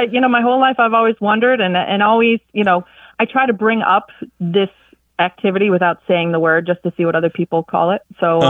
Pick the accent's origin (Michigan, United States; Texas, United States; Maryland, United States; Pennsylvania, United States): Pennsylvania, United States; Factoryville; also born or lived in Vermont; I'm from Factoryville, Pennsylvania, which is about a half hour north of Scranton.